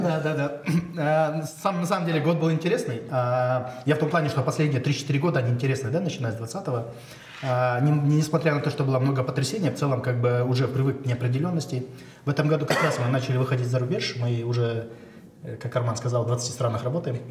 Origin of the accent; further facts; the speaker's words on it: Shymkent, Kazakhstan; я сам родом из Шимкента